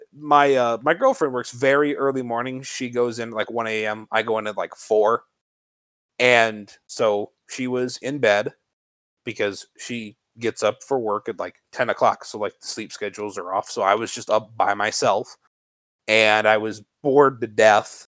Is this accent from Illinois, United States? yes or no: yes; Chicagoland area, Illinois, United States; I'm from the Chicagoland area